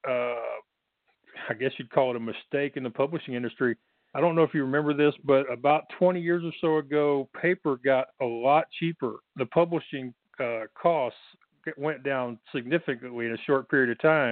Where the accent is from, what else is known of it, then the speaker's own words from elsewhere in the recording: Texas, United States; I'm from Texas, so I got the accent.